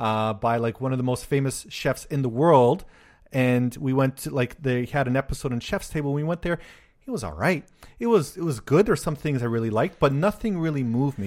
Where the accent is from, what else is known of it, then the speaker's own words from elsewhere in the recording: Canada; first language Polish; English is a second language; moved away as an adult; also born or lived in Korea; now in Japan; They moved to Canada, and then I was born in Canada, and I was raised Polish. Like, Polish is my first language